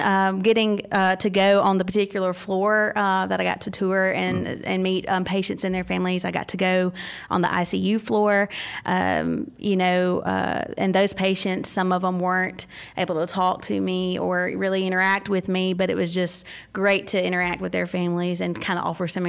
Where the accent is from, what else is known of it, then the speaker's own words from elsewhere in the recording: Mississippi, United States; I grew up born and raised in Mississippi. I live in Senatobia now, currently.